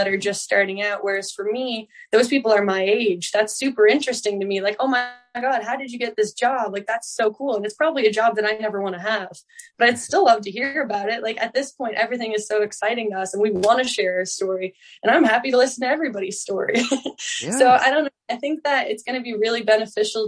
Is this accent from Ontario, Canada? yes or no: no; Newfoundland and Labrador, Canada; that's just the way of being a Newfoundlander